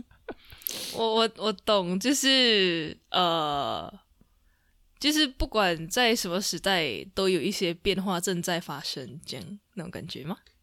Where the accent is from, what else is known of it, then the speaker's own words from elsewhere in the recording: Sarawak, Malaysia; 我们是来自沙拉越的赤道儿女